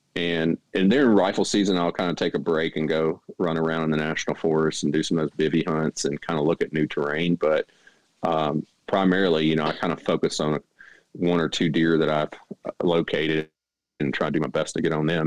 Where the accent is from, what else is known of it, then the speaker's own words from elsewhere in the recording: Mississippi Delta, Arkansas, United States; moved away as an adult; now in North Carolina, United States; I grew up in the Mississippi Delta in Arkansas